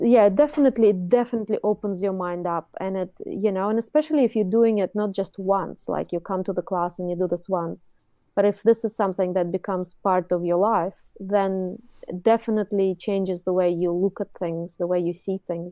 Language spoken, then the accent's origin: English; Moscow, Russia; English is a second language; now in Auckland, New Zealand; I've started my, um, art education when I was in Russia. I was born in Moscow. And I did art school, you know, there